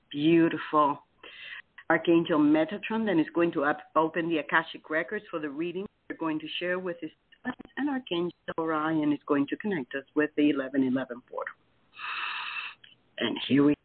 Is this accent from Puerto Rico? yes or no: yes; Puerto Rico; now in Titusville, United States; I am from Puerto Rico